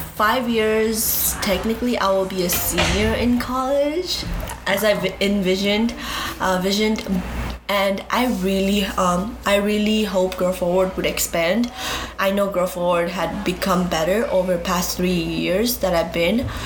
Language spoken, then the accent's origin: English; Nepal; now in Chicago, United States; I am from Nepal, but my parents were from Bhutan, and they came back to Nepal.